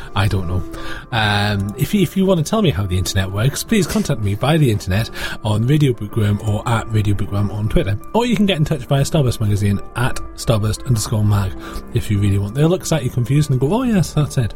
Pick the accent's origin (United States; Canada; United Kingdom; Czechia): United Kingdom; as a British person who doesn't get to vote in American elections because I'm a British person